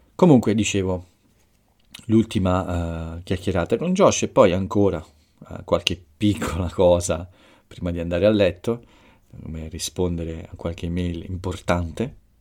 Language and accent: Italian; Italy